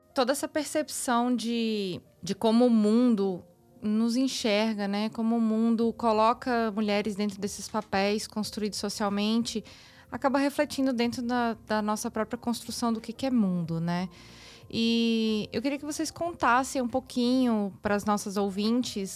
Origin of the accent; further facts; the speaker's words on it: Brasília, Federal District, Brazil; eu sou de Brasília